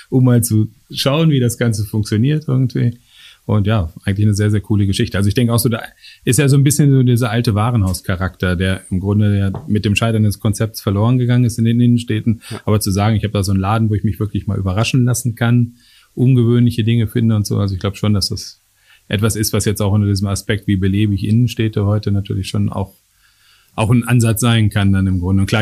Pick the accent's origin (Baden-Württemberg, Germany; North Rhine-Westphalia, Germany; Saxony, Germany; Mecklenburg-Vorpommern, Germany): North Rhine-Westphalia, Germany; Bochum; Also ich kann mir hier in meiner Heimatstadt Bochum ähm, beispielsweise